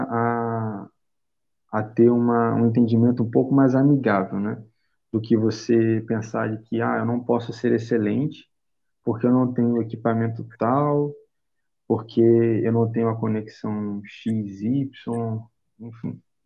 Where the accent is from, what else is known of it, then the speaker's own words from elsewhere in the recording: Rio de Janeiro, Brazil; sou carioca, tenho 22